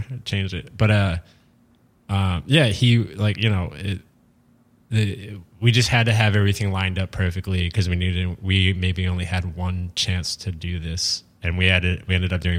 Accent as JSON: {"language": "English", "town": "Harrisburg", "region": "Pennsylvania", "country": "United States", "said": "Harrisburg, Pennsylvania."}